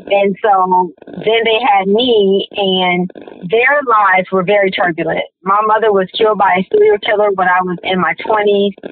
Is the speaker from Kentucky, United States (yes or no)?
no; Detroit, Michigan, United States; I grew up in Detroit as well. I grew up on the west side.